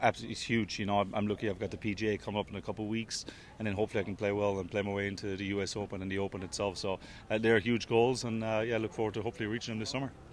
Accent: Waterford, Munster, Ireland; I'm obviously down from Waterford

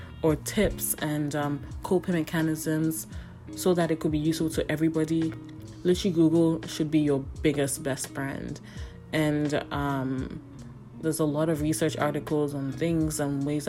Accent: Ghana; now in Canada; I grew up in Ghana

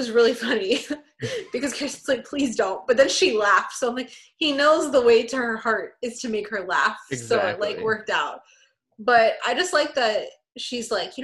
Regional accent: Texas, United States; I'm from Texas

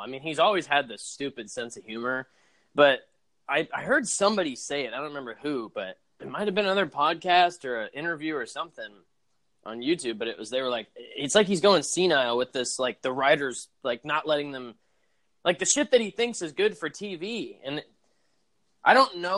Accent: Arkansas, United States; I grew up in Arkansas in that area

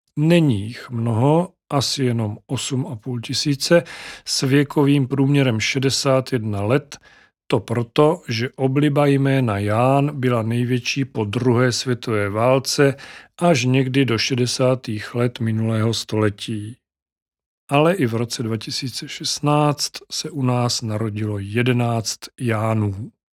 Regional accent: Czechia; first language Czech; v našem rodném jazyku

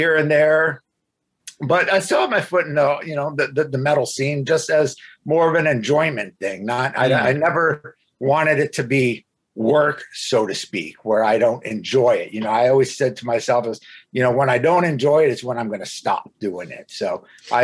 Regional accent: Los Angeles, California, United States; also born or lived in Sacramento / Bay Area; I'm from California

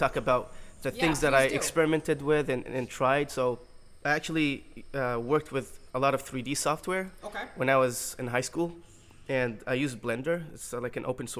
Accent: Milwaukee, Wisconsin, United States; I reside in Milwaukee, Wisconsin, okay. And I was born there, so you can call me an official cheesehead

